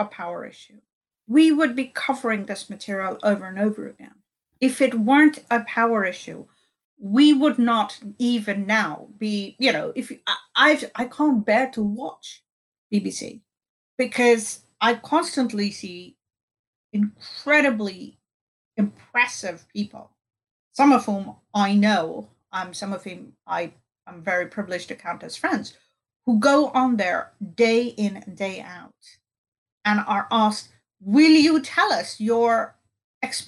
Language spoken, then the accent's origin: English; India; I grew up in India